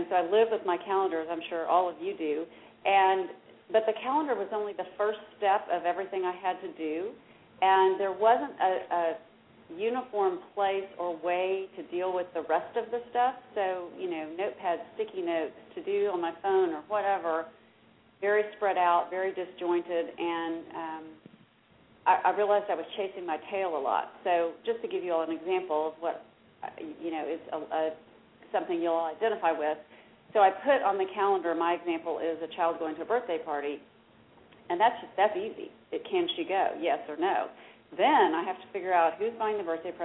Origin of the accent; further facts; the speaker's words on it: Dallas, Texas, United States; I am from Dallas. I'm a Dallas native